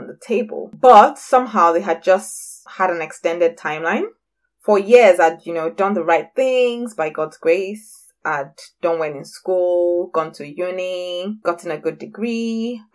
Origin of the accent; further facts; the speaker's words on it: Nigeria; also born or lived in England; now in Scotland, United Kingdom; work for 2 years in Scotland and then move back to my beautiful West African country, Nigeria